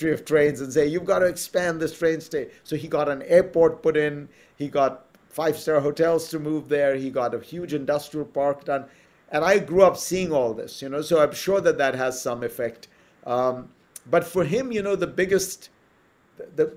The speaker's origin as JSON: {"language": "English", "country": "India", "tie": "born or raised there", "moved": "as an adult", "said": "there were no kids' movies when I was growing up in India"}